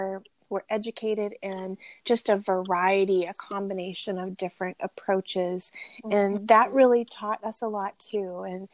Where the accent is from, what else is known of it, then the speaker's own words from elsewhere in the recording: Virginia, United States; I am from Virginia, but the two of us together have moved to several different places, really, because our full-time ministry life has taken us to some different opportunities